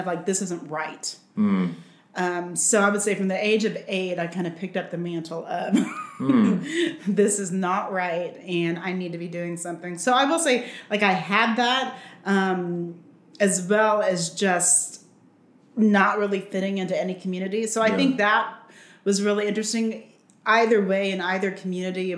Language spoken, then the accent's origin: English; Los Angeles, California, United States; also born or lived in Spain; We were there for a little while, and then we moved to California. We came back here, and I grew up in California, mostly on the beach, in Venice Beach